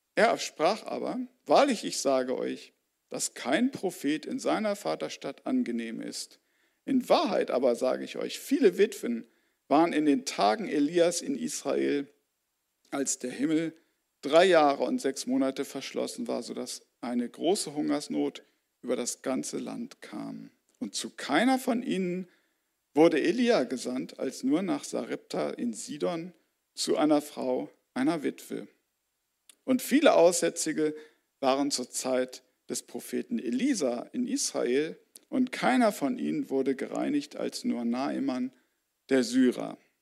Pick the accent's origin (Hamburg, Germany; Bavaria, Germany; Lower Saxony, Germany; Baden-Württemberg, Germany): Lower Saxony, Germany; Göttingen; moved away as an adult; also born or lived in Mali; in meiner Heimatstadt Göttingen